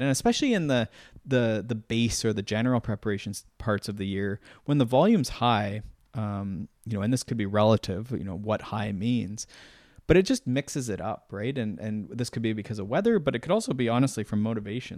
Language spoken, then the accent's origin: English; Canada; I started as a Canadian